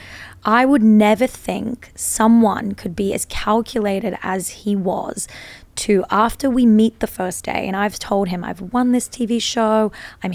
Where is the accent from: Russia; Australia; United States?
Australia; we're both Australian